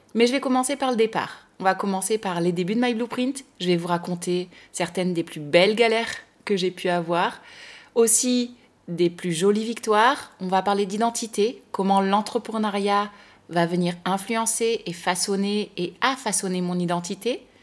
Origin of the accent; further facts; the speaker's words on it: France; nous Français